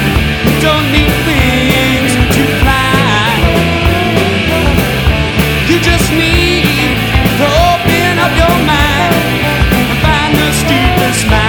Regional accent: Dhahran, Eastern Province, Saudi Arabia; You know, part of my problem is growing up in Dahran, I grew up not only behind chain link fences, but blast-proof cement blocks that surrounded particular buildings.

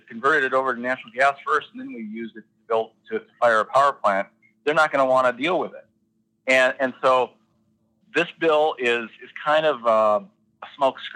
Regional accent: Zap, North Dakota, United States; I grew up in Mercer County in Zapp

